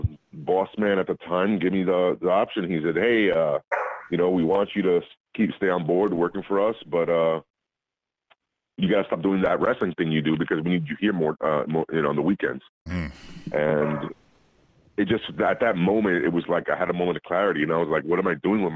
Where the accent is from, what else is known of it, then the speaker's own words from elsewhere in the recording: Puerto Rico; moved away; As a kid, I was raised in Puerto Rico